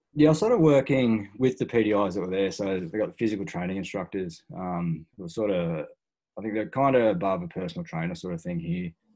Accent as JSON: {"language": "English", "country": "Australia", "tie": "born or raised there", "said": "born and bred in Australia"}